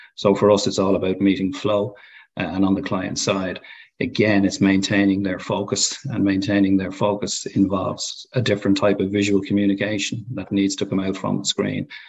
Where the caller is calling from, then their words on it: Dublin, Leinster, Ireland; Calling in from our office in Dublin, in Ireland